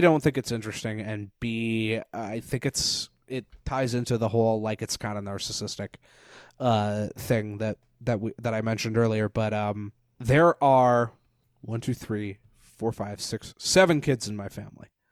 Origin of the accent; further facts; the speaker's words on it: Parksville, British Columbia, Canada; moved away as an adult; now in Victoria, Canada; I went to high school in Parksville